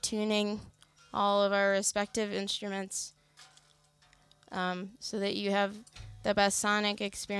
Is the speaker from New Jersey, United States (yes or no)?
yes; New Brunswick, New Jersey, United States; We're from New Brunswick, New Jersey, in the USA.